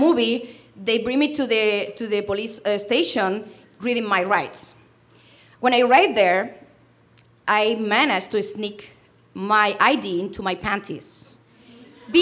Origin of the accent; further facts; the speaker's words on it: Spain; English is a second language; moved away as an adult; also born or lived in London; I'm from Spain